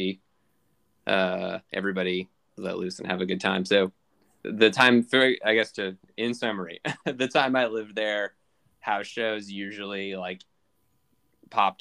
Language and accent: English; Riverside, California, United States; I grew up in Riverside, California